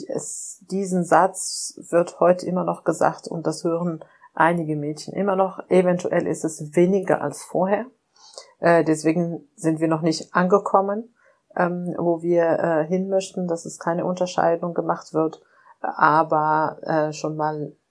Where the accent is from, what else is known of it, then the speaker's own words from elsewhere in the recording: Morocco; now in Germany; ich sage auch oft, ich bin in Marokko aufgewachsen, dort ähm, gibt es diese Sprüche wie hier, ne?